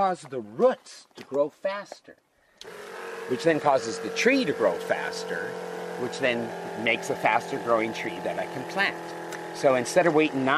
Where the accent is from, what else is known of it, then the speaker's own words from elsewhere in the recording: Milwaukee, Wisconsin, United States; moved away as an adult; also born or lived in Hana, Maui, Hawaii; now in Hawaii, United States; I was born and raised in Milwaukee, Wisconsin. But I say I grew up in Hana, Maui. I got there when I was 19